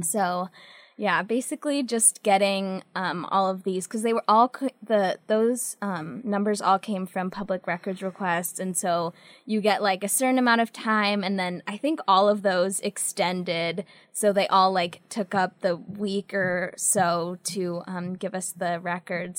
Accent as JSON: {"language": "English", "town": "San Jose", "region": "California", "country": "United States", "also_born_or_lived": "Las Vegas, Nevada", "moved": "yes", "lives_now": "Idaho, United States", "said": "I'm from California. I'm from the Bay Area, um, San Jose"}